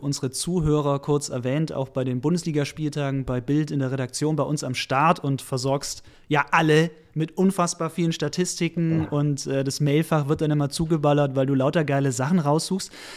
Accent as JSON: {"language": "German", "area": "Swabia", "region": "Baden-Württemberg", "country": "Germany", "tie": "born or raised there", "said": "ich bin ja gebürtiger Schwabe"}